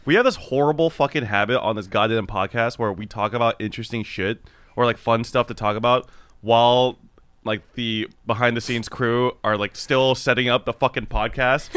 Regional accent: Los Angeles, California, United States; Korean American that was raised in Los Angeles

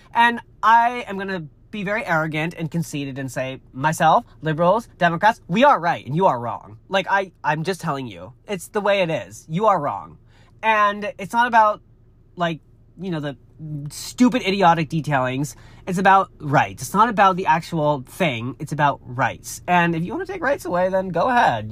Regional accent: Massachusetts, United States; moved away; also born or lived in California; I'm from Massachusetts. It's where I grew up

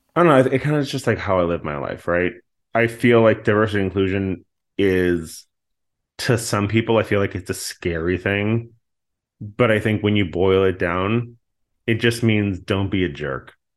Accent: just outside of Boston, Massachusetts, United States; I grew up on just outside of Boston

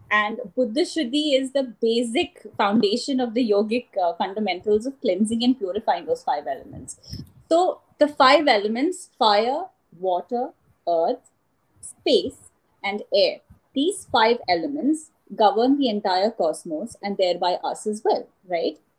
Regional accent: Canada; For those of you who obviously don't know me … I am from Canada

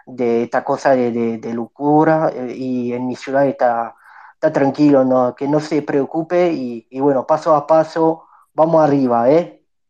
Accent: Nice, Provence-Alpes-Côte d'Azur, France; Yo, yo nací en Francia, en Niza

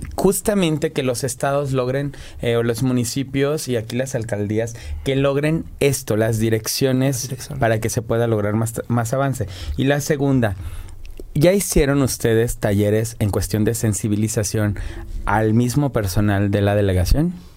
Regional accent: Morelos, Mexico; yo que vengo de Morelos

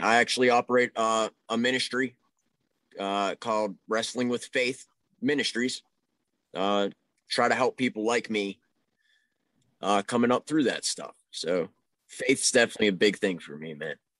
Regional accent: Pittsburgh, Pennsylvania, United States; I'm from the Pittsburgh area

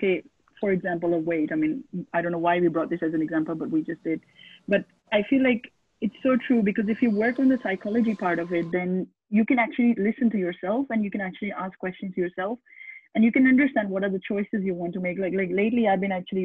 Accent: Pakistan; moved away; I come from originally from Pakistan

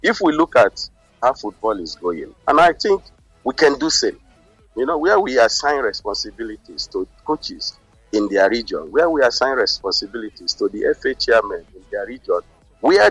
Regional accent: Nigeria; now in Spain; I'm a coach and I'm a Nigerian

